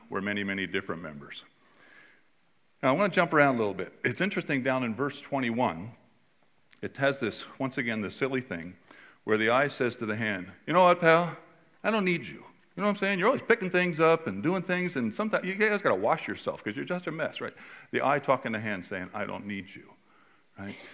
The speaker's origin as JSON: {"language": "English", "region": "California", "country": "United States", "said": "I'm from California"}